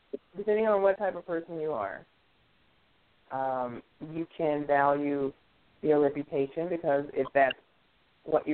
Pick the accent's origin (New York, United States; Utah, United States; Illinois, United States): New York, United States; moved away; also born or lived in Tennessee; When I grew up, I grew up primarily in New York